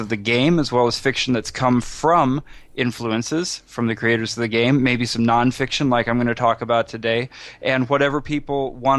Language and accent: English; Iowa, United States; now in New York City, United States; I am originally from Iowa, which is where I started gaming